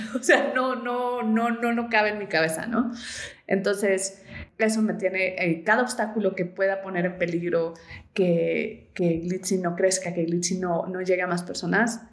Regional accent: Mexico City, Mexico; soy mexicana, soy de Ciudad de México

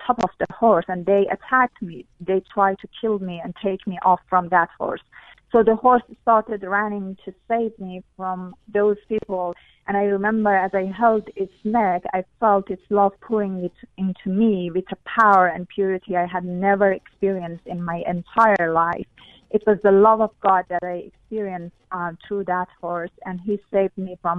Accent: Iran; first language Persian; English is a second language; moved away; I grew up in Iran, which is an Islamic country

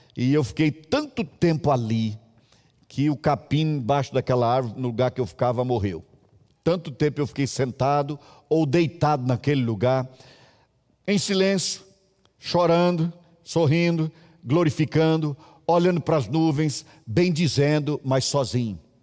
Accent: Minas Gerais, Brazil; moved away; also born or lived in Brasília; E eu me lembro na minha adolescência em Minas, na minha infância

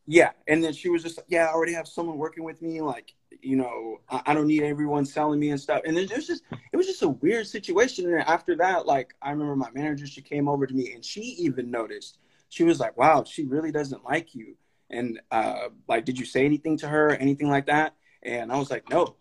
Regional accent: Sacramento, California, United States; also born or lived in Stockton, California; I grew up in Highlands too. Literally, ever since I moved out to Sacramento from Stockton, like I've grown up in North Highlands

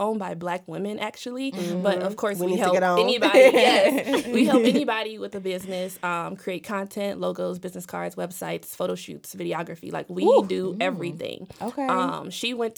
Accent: Jamaica; I'm Jamaican

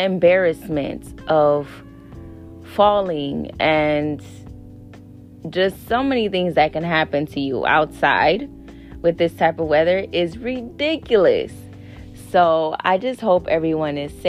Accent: Wisconsin, United States; I was born and raised in Wisconsin.

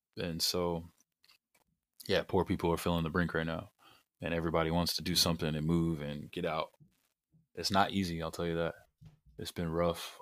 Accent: California, United States; also born or lived in Arizona / Jamaica; growing up in California

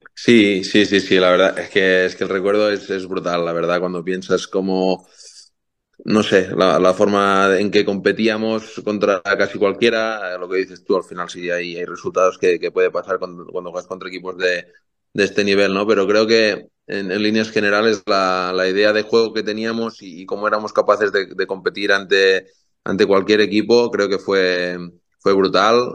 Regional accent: Banyoles, Catalonia, Spain; moved away as an adult; now in United States; yo de niño siempre de niño ahí creciendo en Bañolas, en mi pueblo

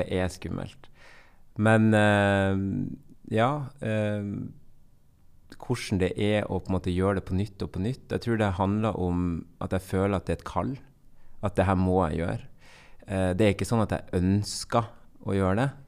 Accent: Bodø, Nordland, Norway; accent: Bodø dialect; also born or lived in Colombia; jeg er fra Nord-Norge, og jeg er oppvokst

